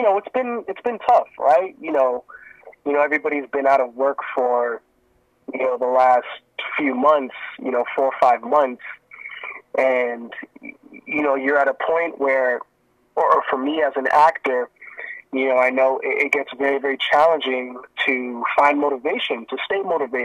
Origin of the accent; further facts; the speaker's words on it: Miami, Florida, United States; born there; also born or lived in Jamaica; So, funny thing is, I was actually born in the States. So, I was born in Miami, Florida. And, I stayed there for a little bit. And then, my parents are from Jamaica. So, after Florida, we moved back to Jamaica